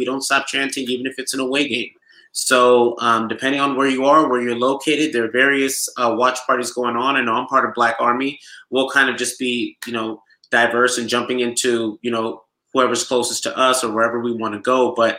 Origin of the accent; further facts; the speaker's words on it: Nigeria; accent: Nigerian; now in Los Angeles, United States; it wouldn't be right if I didn't bring out my Nigerian accent this week. So unfortunately, I will not be at any of the watch parties because I will be supporting my home country, the village of my father.